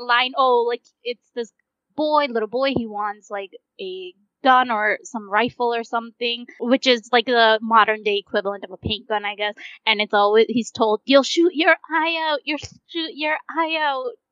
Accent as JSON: {"language": "English", "country": "United States", "tie": "born or raised there", "also_born_or_lived": "India", "said": "I came to America when I was five years old, and growing up, my parents never had the money"}